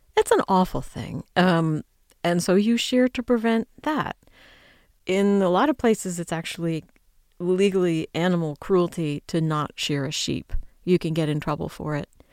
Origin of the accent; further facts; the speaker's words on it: United States; I'm an American